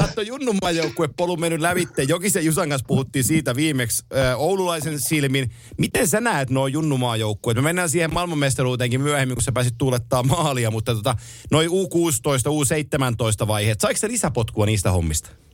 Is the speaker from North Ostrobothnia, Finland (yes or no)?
yes; Oulu, North Ostrobothnia, Finland; mä oon Oulusta kotosi